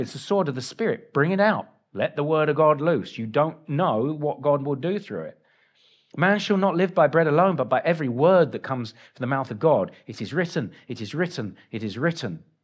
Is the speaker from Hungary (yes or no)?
no; England, United Kingdom; moved away; I'm English